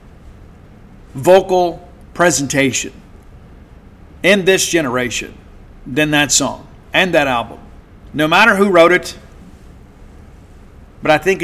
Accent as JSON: {"language": "English", "town": "Columbia", "region": "Mississippi", "country": "United States", "tie": "born or raised there", "said": "I remember being a kid in 1982, the Christmas parade in Columbia, Mississippi. The Alcorn State Marching Band was there."}